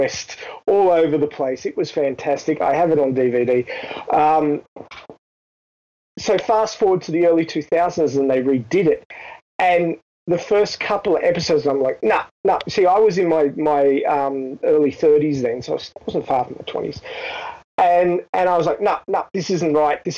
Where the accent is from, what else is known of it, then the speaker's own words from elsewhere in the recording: Australia; being an Australian